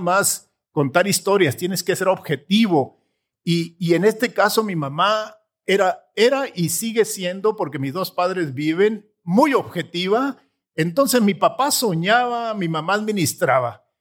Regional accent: Sierra de Chihuahua, Mexico; also born or lived in Palomas, Chihuahua; yo trabajaba de becerrero con mis papás en un rancho en la sierra de Chihuahua

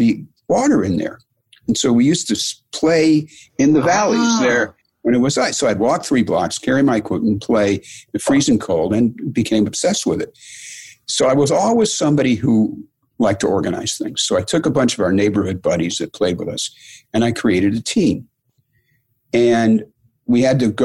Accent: Detroit, Michigan, United States; I grew up in Detroit

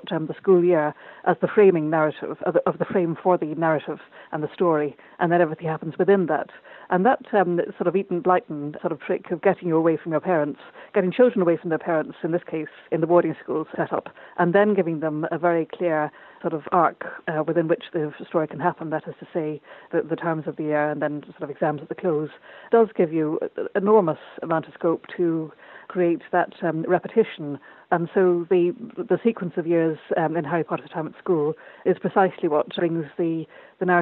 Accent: Ireland; born or raised there

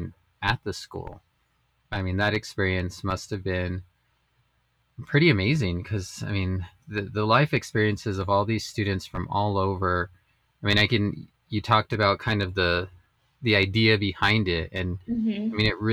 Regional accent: Las Vegas, New Mexico, United States; I grew up in Vegas

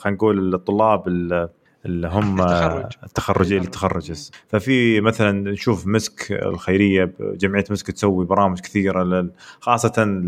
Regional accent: Saudi Arabia; احنا كشعب سعودي

